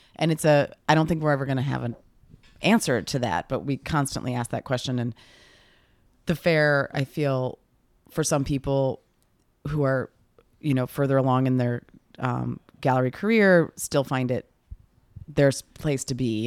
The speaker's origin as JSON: {"language": "English", "area": "near Chicago", "region": "Illinois", "country": "United States", "tie": "born or raised there", "said": "growing up near Chicago, we would go into the city a lot"}